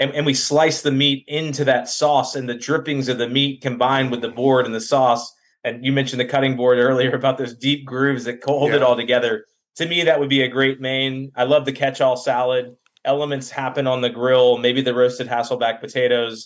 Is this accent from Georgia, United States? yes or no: yes; Valdosta, Georgia, United States; So we come from Lebanese culture. So a lot of French influence in the cooking, a lot of Middle Eastern flavors, but born and raised in Valdosta, Georgia